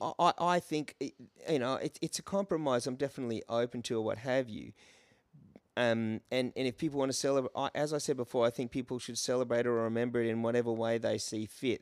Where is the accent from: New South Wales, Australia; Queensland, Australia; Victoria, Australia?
Queensland, Australia; Brisbane; moved away as an adult; also born or lived in England; I grew up in Brisbane.